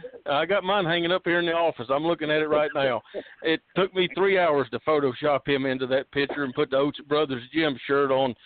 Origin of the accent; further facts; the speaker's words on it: East Tennessee, United States; me growing up in East Tennessee